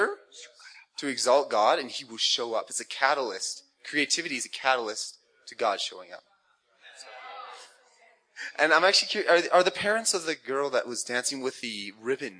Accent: Canada; I'm from Canada

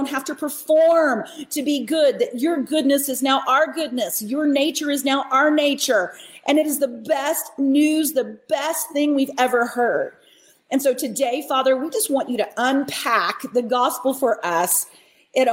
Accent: Dallas-Fort Worth area, Texas, United States; I grew up in the Dallas-Fort Worth area

